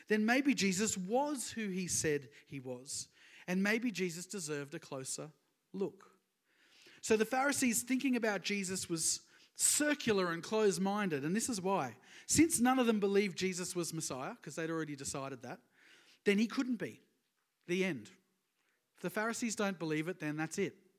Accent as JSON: {"language": "English", "area": "Sunshine Coast", "region": "Queensland", "country": "Australia", "said": "I'm from the Sunshine Coast, so it's all that kind of area."}